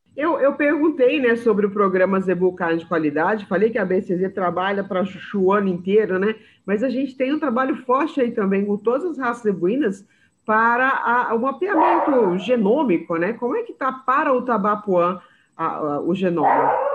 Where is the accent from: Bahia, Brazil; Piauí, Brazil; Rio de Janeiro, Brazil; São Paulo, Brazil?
São Paulo, Brazil; now in Uberaba, Brazil; eu sou paulistana, mas tenho ali um pezinho nas Minas Gerais. Eu falo ai todo dia. Já moro em Uberaba há mais de 10 anos.